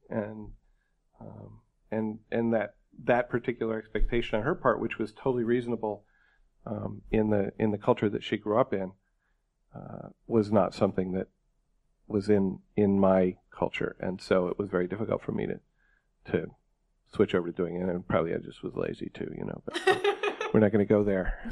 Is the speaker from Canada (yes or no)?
no; New York, United States; I grew up in New York State